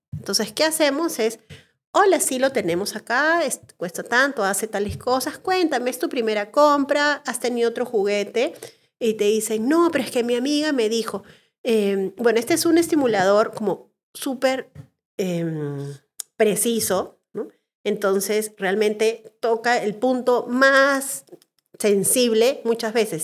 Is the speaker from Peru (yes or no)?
yes; Peru; los peruanos nos lo merecíamos